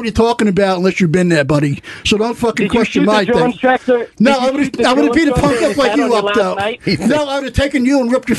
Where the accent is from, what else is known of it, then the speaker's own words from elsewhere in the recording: New York City, New York, United States; I'm not only Marine. I'm from Staten Island. I have Italian blood.